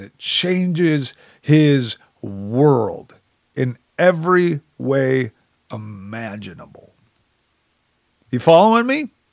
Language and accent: English; United States; as an American